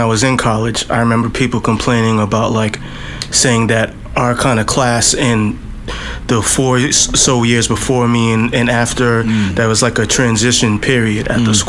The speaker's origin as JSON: {"language": "English", "town": "Boston", "region": "Massachusetts", "country": "United States", "tie": "born or raised there", "also_born_or_lived": "Providence", "said": "Well, I was born in Providence, and then I lived in Back Bay for like most of the time, like pretty close to Berkeley and to Fenway Park and all of that."}